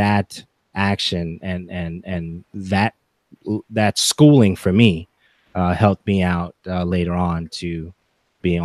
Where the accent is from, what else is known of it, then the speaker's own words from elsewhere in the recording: Haiti; first language English; now in United States; English was technically my first language, but because I went to school in Haiti and I was coming back to America for vacation, that was a struggle for me to get English correctly